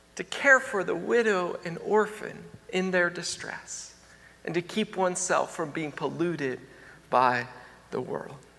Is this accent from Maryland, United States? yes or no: yes; Maryland, United States; moved away; I'm from Maryland